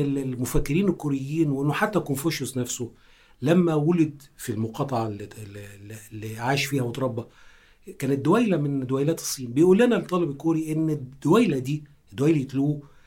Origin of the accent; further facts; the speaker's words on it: Egypt; احنا مترجمين مصريين وعرب